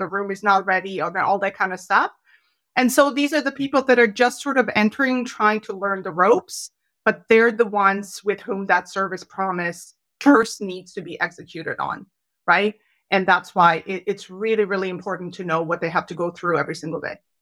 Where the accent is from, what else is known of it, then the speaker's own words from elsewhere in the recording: Canada; as proud Canadians